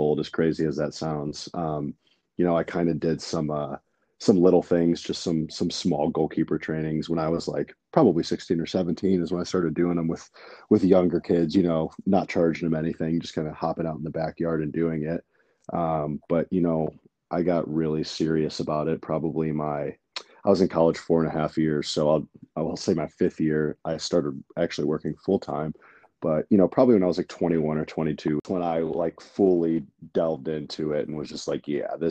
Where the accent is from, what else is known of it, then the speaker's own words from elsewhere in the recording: Cleveland, Ohio, United States; moved away as an adult; also born or lived in Northern Kentucky; now in West Coast, United States; I was born and raised in Cleveland, Ohio